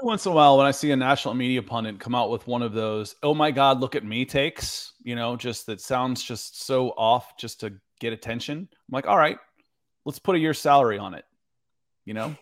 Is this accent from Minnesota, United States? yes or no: no; the deep South, Georgia, United States; I grew up in the South, and I know what summers can be like here in Georgia, in the deep South